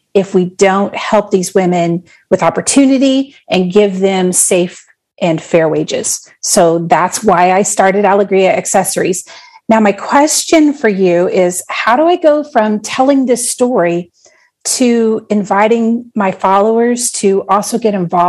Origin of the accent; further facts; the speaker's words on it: Indiana, United States; I'm from Indiana